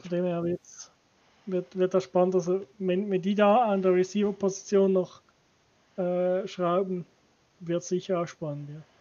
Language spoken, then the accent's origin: German; Switzerland; ich als Schweizer